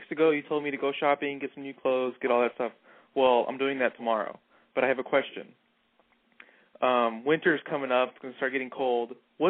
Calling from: Texas, United States; Texas Sailor.

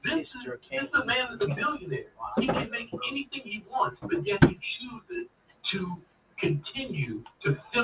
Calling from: Chicago, Illinois, United States

